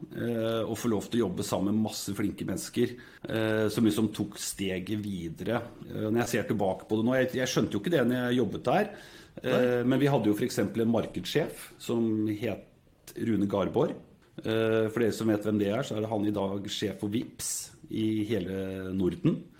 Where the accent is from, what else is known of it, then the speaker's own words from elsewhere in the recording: Singapore; now in Norway; Jeg vokste opp i Singapore, gikk på internasjonal skole der.